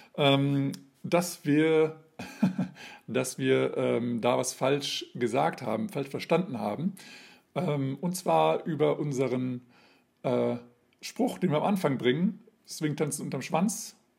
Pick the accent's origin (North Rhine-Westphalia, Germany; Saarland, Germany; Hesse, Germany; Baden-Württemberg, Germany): Hesse, Germany; now in Hanover, Germany; ich bin Hesse, ich bin zugezogen